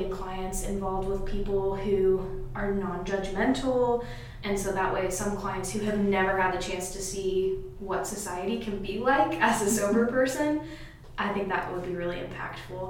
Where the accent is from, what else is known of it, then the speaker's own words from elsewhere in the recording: Lebanon, Indiana, United States; I was born and raised here, and I'm not that old, but I remember growing up in Lebanon